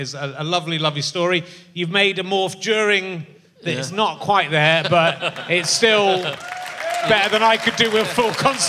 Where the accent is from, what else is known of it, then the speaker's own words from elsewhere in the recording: West Country, South West England, United Kingdom; I'm very proud to be from... I grew up in the West Country